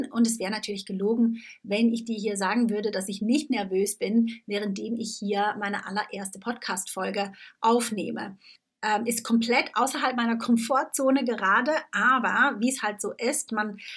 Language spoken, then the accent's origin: German; Switzerland; now in Tunbridge Wells, United Kingdom; ich bin ja Schweizerin und lebe seit ja, über elf Jahren mittlerweile in England. Ich lebe in Tunbridge Wells, das ist ungefähr eine Stunde außerhalb von äh, London.